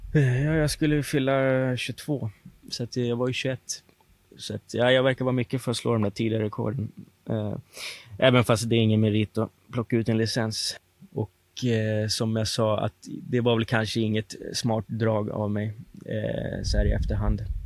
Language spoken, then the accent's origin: Swedish; Sollentuna, Stockholm County, Sweden; Jag var uppvuxen i Sollentuna